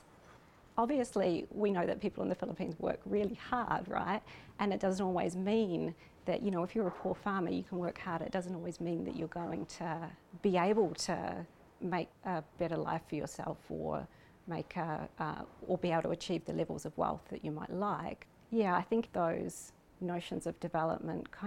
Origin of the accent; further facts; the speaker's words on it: New Zealand; I'm from New Zealand. I'm Pākehā, which is a New Zealander of European descent